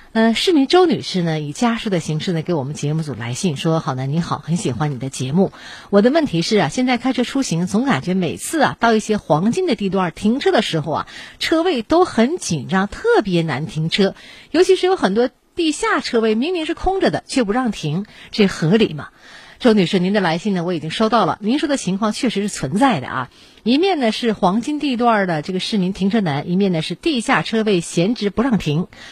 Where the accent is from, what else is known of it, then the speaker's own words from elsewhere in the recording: Shenyang, Liaoning, China; 咱们东北人呢，我觉得尤其沈阳人